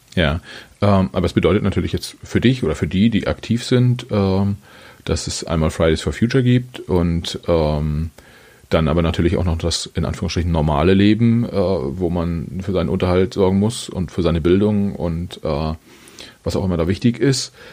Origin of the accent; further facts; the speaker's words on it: Germany; als Deutscher